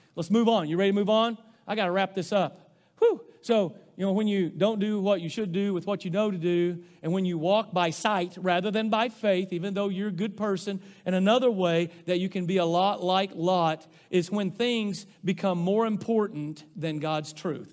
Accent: Rosebud, United States; moved away; growing up in Rosebud

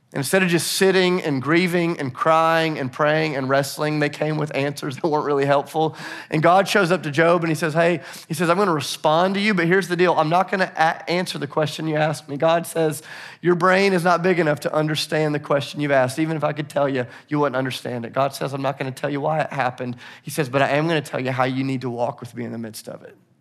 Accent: Nashville, Tennessee, United States; I'm from Nashville

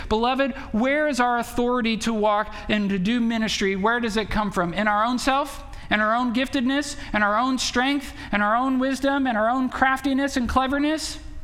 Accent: Belmont, Wisconsin, United States; moved away; we went back to, to Belmont

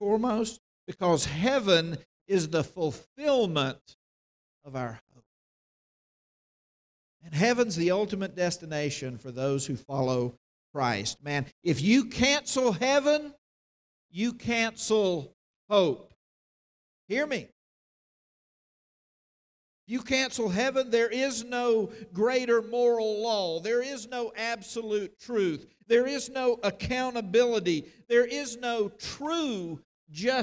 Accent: North Carolina, United States; moved away; my home state

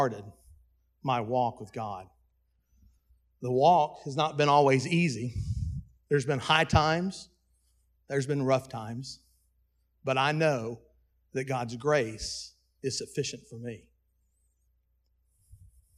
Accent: Dallas, Texas, United States; At my birth, I was adopted from Buckner's Adoption Service in Dallas, Texas

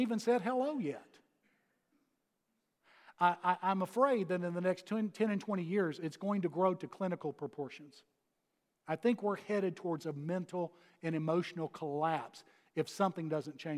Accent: Texas, United States; moved away as an adult; now in Georgia, United States; having come here from Texas. Now, I'm still a Texan

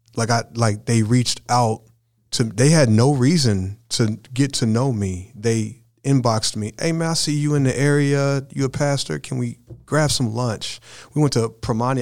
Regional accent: Brownsburg, Indiana, United States; I grew up in Brownsburg, Indiana f, in my high school years

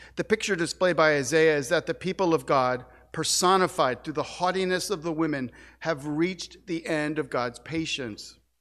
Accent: St. Louis, Missouri, United States; moved away; my hometown of Saint Louis

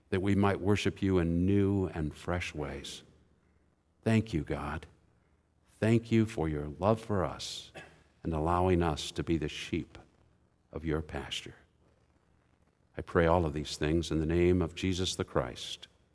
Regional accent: Indianapolis, Indiana, United States; I'm from Indianapolis.

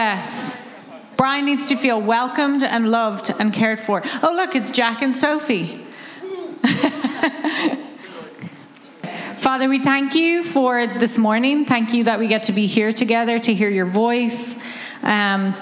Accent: Ireland; moved away; I'm from Ireland. That's why I talk funny

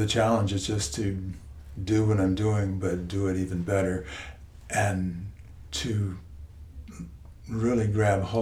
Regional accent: rural Virginia, United States; we're hicks from Virginia, rural Virginia.

